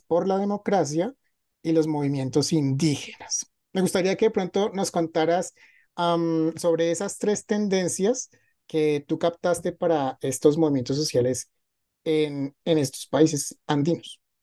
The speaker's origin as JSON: {"language": "Spanish", "country": "Colombia", "said": "Yo que soy colombiana"}